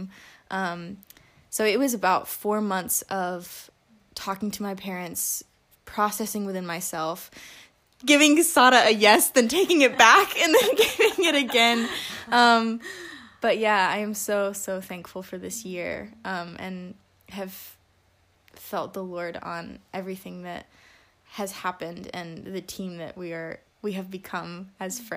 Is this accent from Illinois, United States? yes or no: no; Alabama, United States; I am from Sweet Home, Alabama.